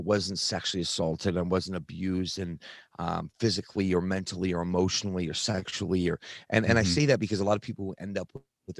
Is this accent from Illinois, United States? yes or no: no; Utah, United States; I grew up in Utah, in the predominant religion here, which is Mormon.